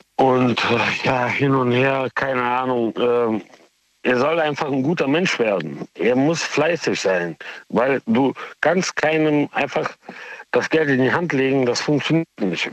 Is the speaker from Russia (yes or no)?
yes; Moscow, Russia; now in Cologne, Germany; Ich bin äh, äh aus Moskau mit russischem äh, Migrationshintergrund